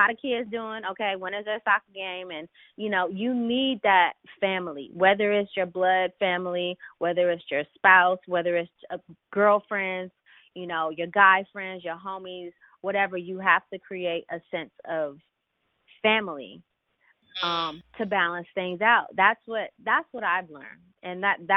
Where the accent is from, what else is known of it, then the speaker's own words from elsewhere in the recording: Philadelphia, Pennsylvania, United States; now in Los Angeles, United States; Before I moved to LA, I'm from Philly. But both my parents are born and raised in Detroit